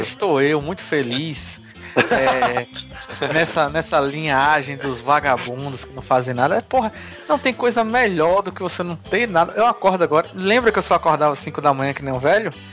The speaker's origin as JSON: {"language": "Portuguese", "town": "Salvador", "region": "Bahia", "country": "Brazil", "tie": "born or raised there", "also_born_or_lived": "Conceição do Almeida"}